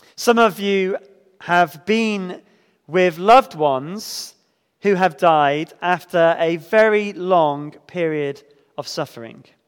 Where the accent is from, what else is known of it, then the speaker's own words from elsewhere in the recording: United Kingdom; especially as British Christians